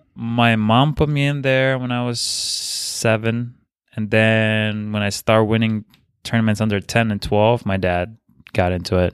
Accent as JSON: {"language": "English", "country": "Bulgaria", "second_language": "English", "moved": "yes", "said": "I'm from Bulgaria"}